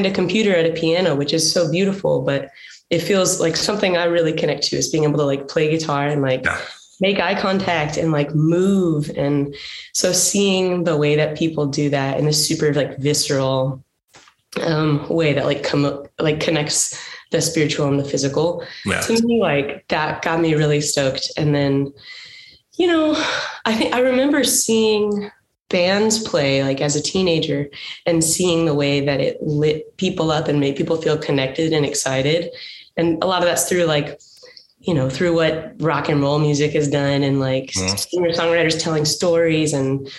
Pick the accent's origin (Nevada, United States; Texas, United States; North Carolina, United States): Texas, United States; Dallas; also born or lived in Los Angeles area; now in Los Angeles, United States; So I grew up in Texas. I'm from like the Dallas area, and I live outside of LA now